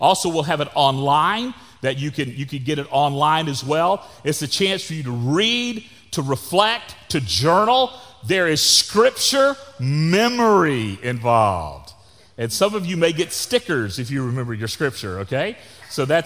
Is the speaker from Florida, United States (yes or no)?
yes; Florida, United States; I grew up in Florida